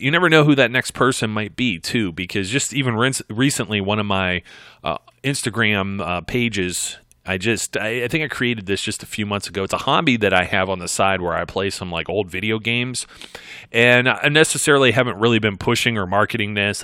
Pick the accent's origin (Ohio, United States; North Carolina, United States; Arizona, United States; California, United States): Ohio, United States; I'm from Ohio, folks. We call it pop